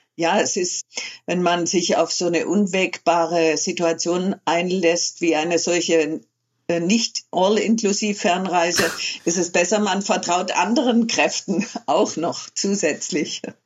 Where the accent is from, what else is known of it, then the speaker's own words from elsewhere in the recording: Swabian Jura, Baden-Württemberg, Germany; also born or lived in Morocco; Unterwegs war ich schon immer, als Kind auf der Schwäbischen Alb